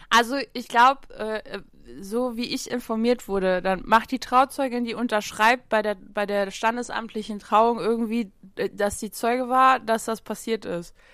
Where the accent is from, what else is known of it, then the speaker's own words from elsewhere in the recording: Saarland, Germany; bei uns im Saarland